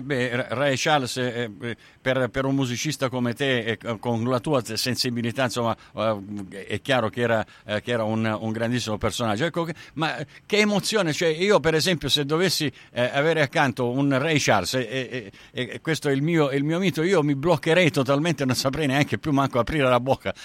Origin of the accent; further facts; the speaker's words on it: Sicily, Italy; now in Australia; io son siciliano